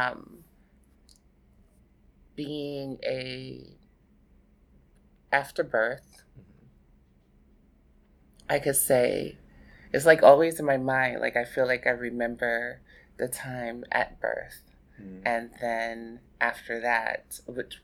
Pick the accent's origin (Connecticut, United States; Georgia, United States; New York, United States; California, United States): New York, United States; New York City; also born or lived in Boston, Massachusetts / New Jersey; I basically grew up here in Brooklyn, New York, and New Jersey, actually, at a young age